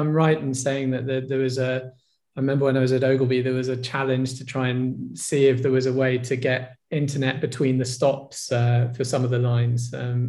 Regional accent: London, United Kingdom; growing up in London

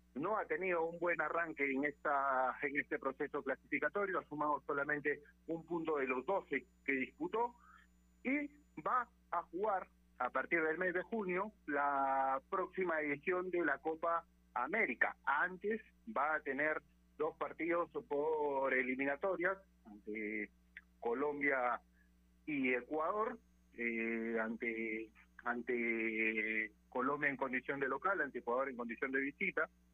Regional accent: Peru; nosotros como peruanos

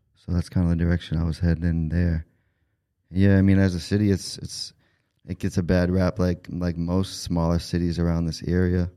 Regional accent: Taunton, Massachusetts, United States; I grew up in Taunton. I was born and raised there

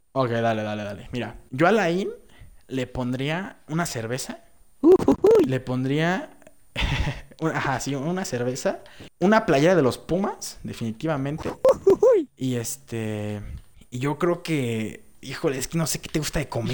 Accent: Mexico; Somos mexicanos, toda nuestra vida hemos estado aquí

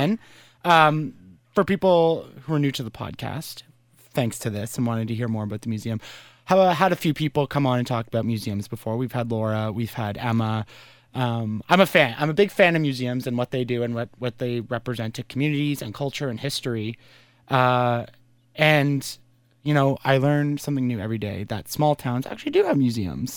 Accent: Brockville, Ontario, Canada; I was born in Brockville

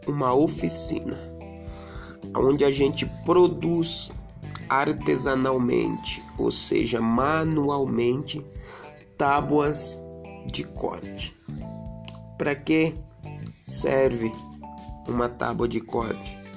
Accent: Leme, São Paulo, Brazil; also born or lived in Brasília; Eu residia em Brasília, morava em Brasília, sou daqui de Leme, mas atualmente estava morando em Brasília, Distrito Federal, na cidade de Santa Maria, 20 minutos de Brasília.

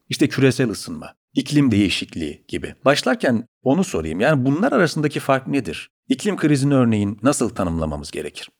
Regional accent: Çukurova, Turkey; ben de Çukurovalıyım.

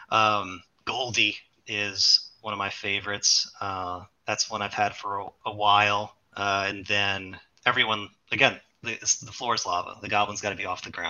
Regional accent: New Orleans, Louisiana, United States; So I'm originally from New Orleans. You can't tell because I don't have the accent. Uh, but I live in Louisiana, elsewhere, a couple hours away.

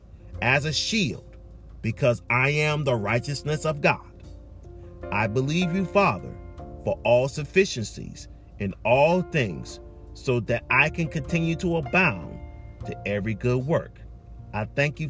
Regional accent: Charleston, South Carolina, United States; I'm from Charleston

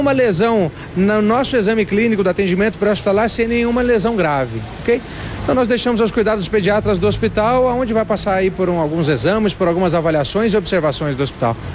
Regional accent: São João, Brazil; É, bom dia, sou da cidade de São João.

